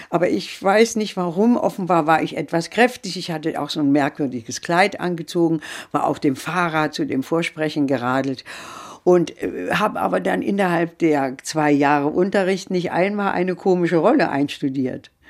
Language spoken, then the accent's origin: German; Leipzig, Saxony, Germany; also born or lived in Wetzlar; leider bin ich mit vier Jahren schon aus Wetzlar, wo ich geboren bin. Dann hatte mein Vater die Möglichkeit, in Leipzig eine Anstellung zu finden, ist dann die ganze Familie nach Leipzig übersiedelt.